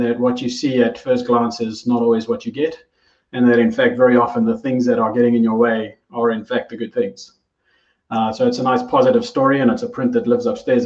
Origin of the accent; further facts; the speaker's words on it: South Africa; moved away as an adult; now in New Zealand; I am South African by origin. I had the privilege of moving to New Zealand in 2015 with my family